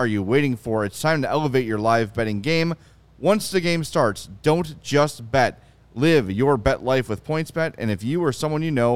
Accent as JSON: {"language": "English", "town": "Oak Lawn", "region": "Illinois", "country": "United States", "tie": "born or raised there", "said": "I grew up in Oak Lawn"}